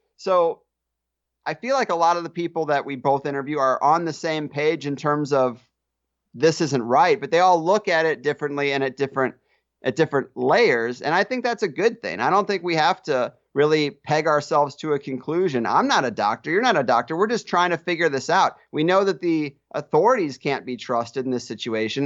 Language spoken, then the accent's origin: English; Arnold, Missouri, United States; moved away as an adult; now in San Diego, United States; I grew up in Arnold, Missouri